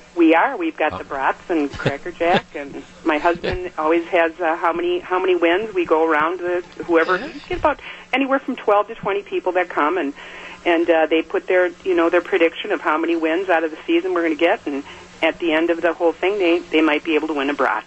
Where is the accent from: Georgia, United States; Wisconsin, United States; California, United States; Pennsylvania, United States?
Wisconsin, United States; West Milwaukee; moved away as an adult; now in Oshkosh, United States; I'm from West Dallas, West Milwaukee